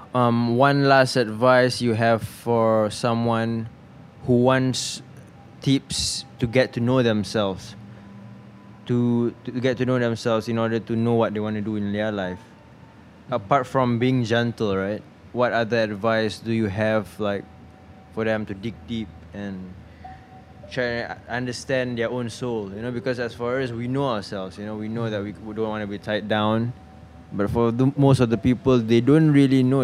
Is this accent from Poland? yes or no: no; Subang Jaya, Selangor, Malaysia; I was born in the city, mm. Subang. I was born and raised there